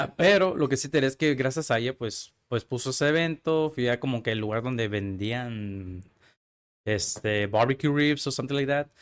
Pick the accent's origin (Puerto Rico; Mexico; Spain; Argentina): Mexico; Tijuana, Baja California; Yo nací aquí en Tijuana, Baja California. Soy totalmente tijuanense, totalmente mexicano